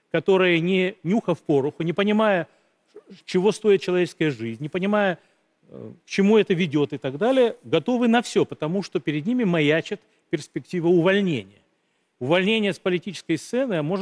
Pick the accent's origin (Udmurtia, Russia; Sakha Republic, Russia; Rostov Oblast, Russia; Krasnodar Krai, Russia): Krasnodar Krai, Russia; Sochi; В моем родном городе Сочи периодически э, фейки распространяются о минировании школ.